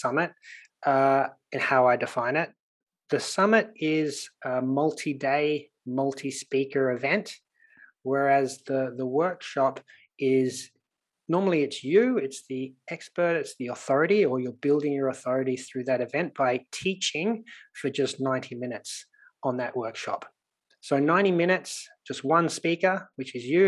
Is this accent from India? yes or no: no; Sydney, New South Wales, Australia; accent: Australian; you can probably tell by my accent that I'm Australian. So I grew up in Sydney